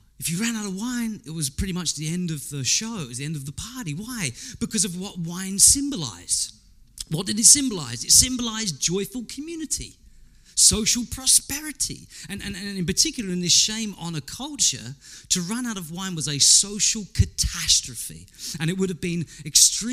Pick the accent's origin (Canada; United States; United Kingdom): United Kingdom; England; I'm English